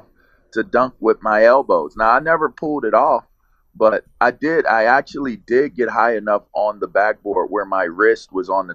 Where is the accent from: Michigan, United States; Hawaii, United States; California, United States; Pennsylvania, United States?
Pennsylvania, United States; Pittsburgh; all of that pierogi juice that they put in our bottles growing up, which is totally Pittsburgh